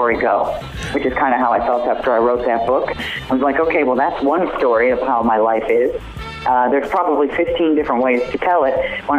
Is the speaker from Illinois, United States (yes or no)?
yes; Chicago, Illinois, United States; moved away; We're going to be in Chicago, my hometown, around Christmas time